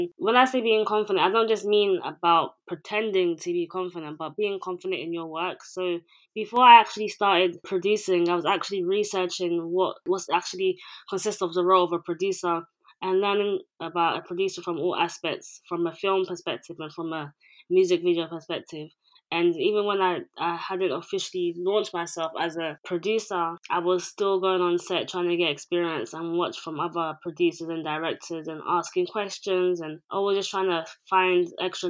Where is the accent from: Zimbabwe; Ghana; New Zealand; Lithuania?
Ghana; now in London, United Kingdom; I'm Ghanaian, based in London